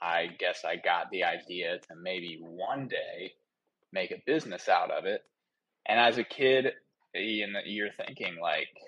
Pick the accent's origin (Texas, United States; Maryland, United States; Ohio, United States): Ohio, United States; Cincinnati; now in Florida, United States; I'm from Cincinnati, Ohio